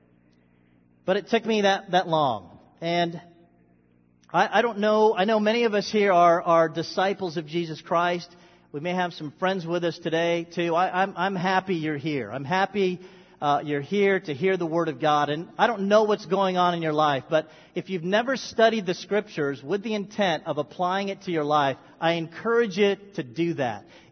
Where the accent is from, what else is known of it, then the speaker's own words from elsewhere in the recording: Philippines; I was born Filipino. I've always been Filipino. And I'm still Filipino.